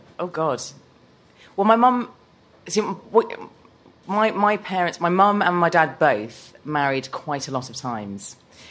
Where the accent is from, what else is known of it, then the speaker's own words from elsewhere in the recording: Ludwigshafen, Rhineland-Palatinate, Germany; born there; I was born in Ludwigshafen, which is in the near von Frankfurt.